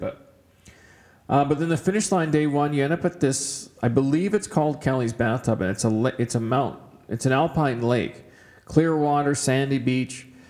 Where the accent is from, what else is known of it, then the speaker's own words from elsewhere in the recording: Kamloops, British Columbia, Canada; now in Edmonton, Canada; I grew up in Kamloops, BC, so uh, Edmonton was kind of a, a bit of a shock when I first moved here 20 years ago.